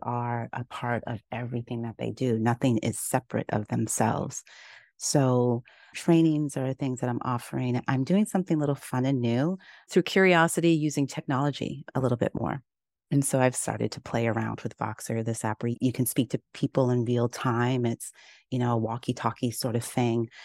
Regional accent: Kenya; moved away; also born or lived in Uganda; I grew up in Kenya

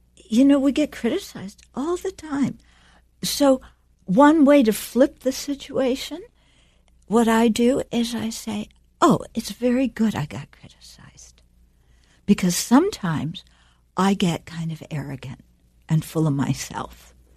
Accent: United States; moved away; also born or lived in Dharamsala; we grew up in America

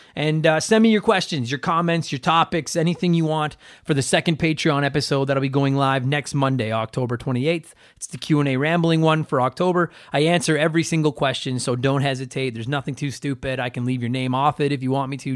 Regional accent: Edmonton, Alberta, Canada; my hometown

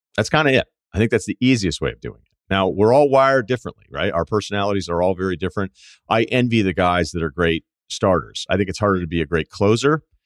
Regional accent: New England, United States; I'm not gonna use y'all, uh, because I'm from New England

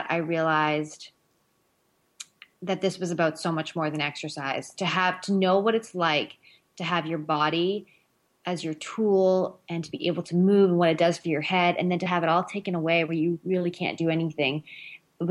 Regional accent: Northern Ontario, Canada; I grew up in Northern Ontario, Canada

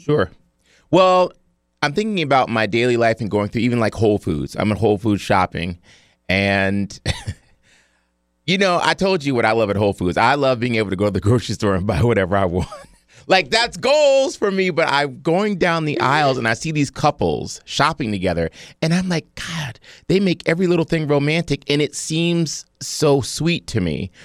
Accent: Cleveland, Ohio, United States; I'm from Cleveland

